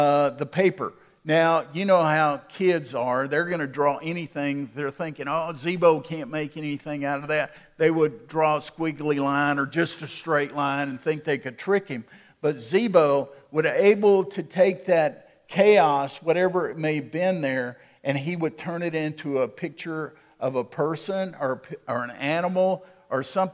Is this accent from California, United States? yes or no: no; Waco, Texas, United States; When I was a boy growing up in Waco